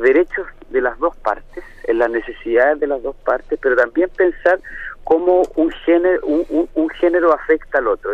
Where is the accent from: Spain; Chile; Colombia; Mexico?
Chile; mi país, Chile